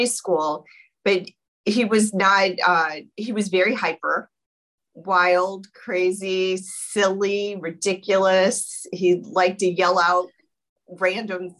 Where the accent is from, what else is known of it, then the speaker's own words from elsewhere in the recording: St. Louis, Missouri, United States; moved away; I'm actually a Midwesterner, born and raised, and went to college in St. Louis, Missouri.